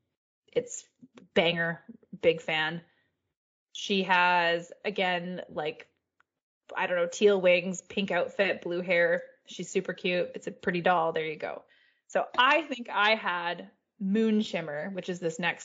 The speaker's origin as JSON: {"language": "English", "country": "Canada", "said": "As a Canadian"}